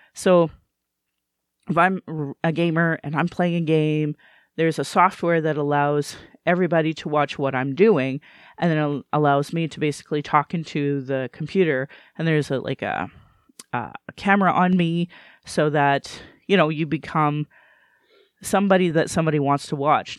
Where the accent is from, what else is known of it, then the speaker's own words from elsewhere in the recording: Alberta, Canada; also born or lived in Calgary; I was born and raised in Alberta